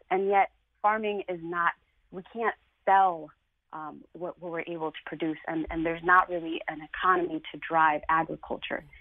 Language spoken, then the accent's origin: English; Hartford, Connecticut, United States; also born or lived in Puerto Rico; I'm Puerto Rican. I was born in Puerto Rico. My family came to Connecticut. We settled in Hartford. I've been living in Hartford for pretty much the majority of my life, with the exception of four years that I went to Puerto Rico to do my my uh, master's degree.